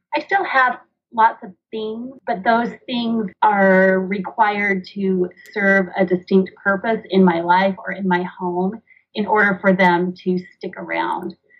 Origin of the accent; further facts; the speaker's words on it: Washington, United States; also born or lived in northern Utah; now in Utah, United States; I grew up in Washington State. I now live in northern Utah.